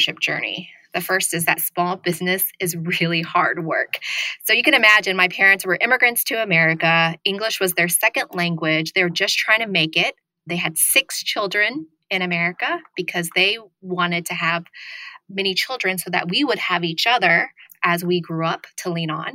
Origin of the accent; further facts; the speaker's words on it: Broken Arrow, Oklahoma, United States; also born or lived in Vietnam / Thailand; So I grew up in Broken Arrow, Oklahoma, which is a suburb of Tulsa, Oklahoma